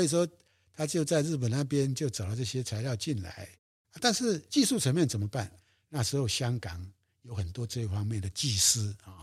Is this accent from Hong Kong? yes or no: no; Yilan County, Taiwan; moved away as an adult; now in Yingge, Taiwan; 我退伍以后，因为我是宜兰人，我就回到我的故乡了